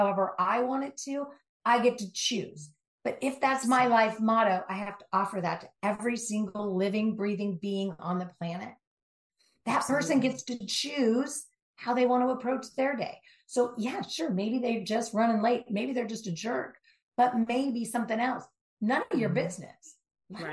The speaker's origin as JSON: {"language": "English", "region": "Southern California", "country": "United States", "tie": "born or raised there", "said": "Born and raised in Southern California, driving the LA streets"}